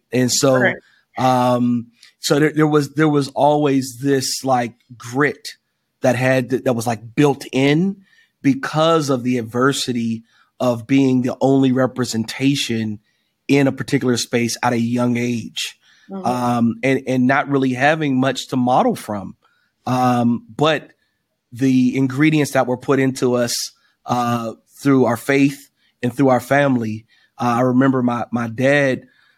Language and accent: English; Wilkinsburg, Pennsylvania, United States; I grew up in Wilkinsburg, another suburb of Pittsburgh